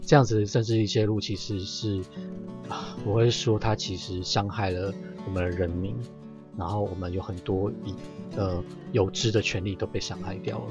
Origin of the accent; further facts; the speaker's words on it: Yonghe, New Taipei, Taiwan; 我先学习着认识永和，我住在永和，我先学习认识永和这个地方。那永和的话是，因为我就是 永和出生，就是完全的永和人